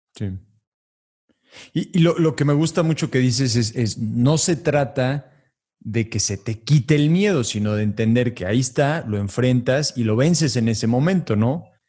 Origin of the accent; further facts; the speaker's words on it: Mexico; Te lo digo como mexicano